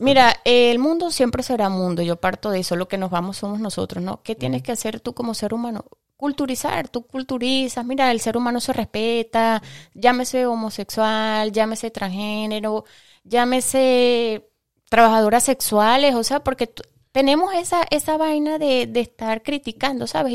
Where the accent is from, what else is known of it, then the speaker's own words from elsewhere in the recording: Venezuela; moved away; also born or lived in Ecuador; en mi país natal, que es Venezuela